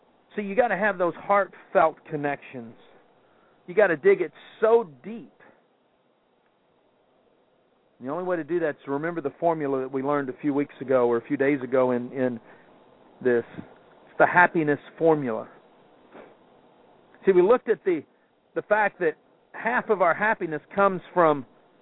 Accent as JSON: {"language": "English", "town": "Kansas City", "region": "Missouri", "country": "United States", "tie": "born or raised there", "said": "growing up in Kansas City"}